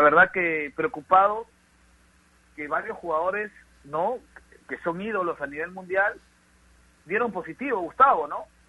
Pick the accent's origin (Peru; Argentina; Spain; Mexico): Peru; somos un país latino, un país como Perú, donde somos muy cariñosos